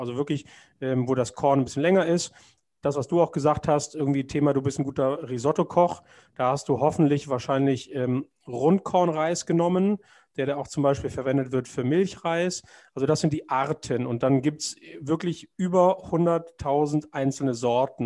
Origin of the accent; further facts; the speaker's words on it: Germany; als Deutscher